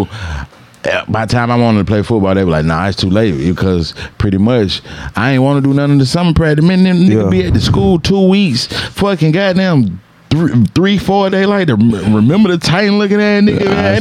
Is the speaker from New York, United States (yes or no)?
no; Atlanta, Georgia, United States; growing up in Atlanta back then